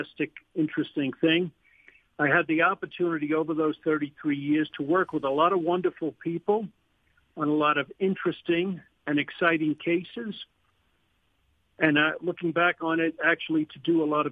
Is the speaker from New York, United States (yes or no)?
yes; New York City, New York, United States; moved away; I grew up in New York City